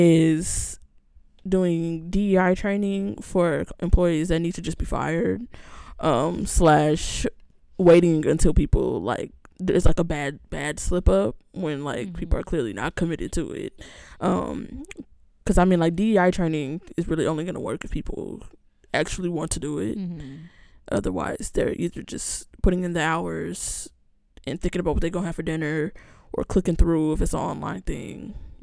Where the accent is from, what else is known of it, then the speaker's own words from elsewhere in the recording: Upland, California, United States; But people, I know people say it because if you say, oh, I'm from Upland, it's like, mm-hmm, girl, where is that? It's like 45 minutes outside of LA.